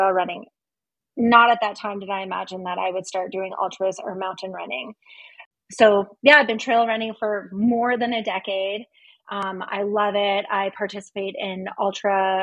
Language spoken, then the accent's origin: English; North Battleford, Saskatchewan, Canada; moved away as an adult; also born or lived in Lethbridge, Alberta; now in Calgary, Canada; I'm originally from North Battleford, Saskatchewan. I was born and raised there.